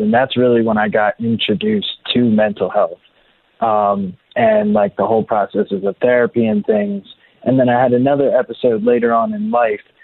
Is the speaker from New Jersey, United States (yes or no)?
yes; Mays Landing, New Jersey, United States; So I grew up in Mays Landing, New Jersey, and it really is like a small town outside of Atlantic City